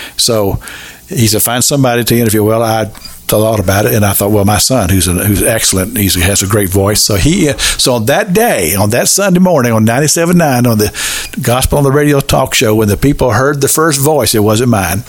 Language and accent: English; Kentucky, United States; growing up in Kentucky